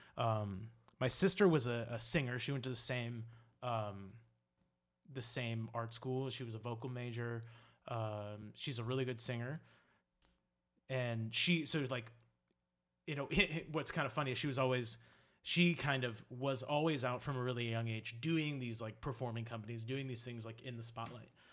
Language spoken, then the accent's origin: English; Charleston, South Carolina, United States; moved away as an adult; now in New York, United States; I'm from Charleston, South Carolina. Um, I lived there forever, and then I moved to New York. Yeah, so I was there for, uh, twenty-two years.